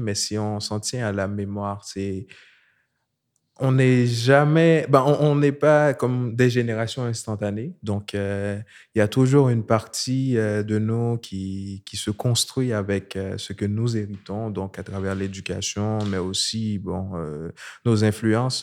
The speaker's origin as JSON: {"language": "French", "country": "Haiti", "moved": "as an adult", "lives_now": "Montreal, Canada", "said": "je viens d'Haïti, euh, je vis à Montréal depuis 2011"}